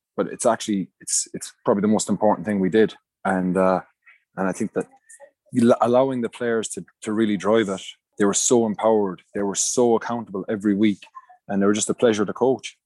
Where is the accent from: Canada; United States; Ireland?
Ireland; Munster; moved away; I grew up in Munster